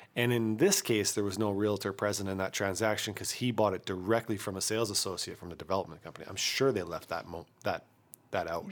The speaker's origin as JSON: {"language": "English", "town": "Kamloops", "region": "British Columbia", "country": "Canada", "tie": "born or raised there", "said": "my hometown"}